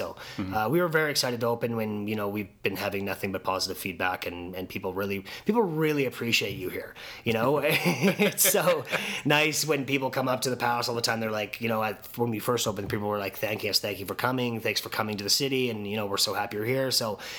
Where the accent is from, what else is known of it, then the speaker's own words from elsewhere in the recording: Saskatoon, Saskatchewan, Canada; I've always been very, very proud to be from Saskatoon